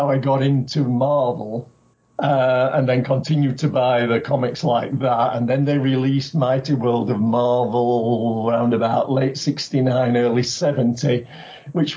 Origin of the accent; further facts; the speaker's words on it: United Kingdom; now in Japan; I'm originally from Britain